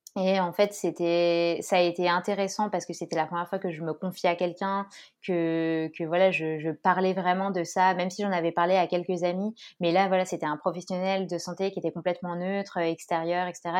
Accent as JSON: {"language": "French", "town": "Grenoble", "region": "Auvergne-Rhône-Alpes", "country": "France", "moved": "yes", "lives_now": "Orléans, France", "said": "je suis grenobloise et je vis actuellement à Orléans"}